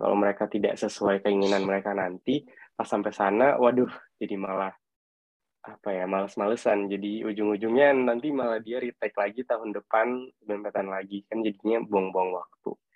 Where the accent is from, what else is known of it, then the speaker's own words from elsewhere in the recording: Makassar, South Sulawesi, Indonesia; moved away; Aku asalnya dari Makassar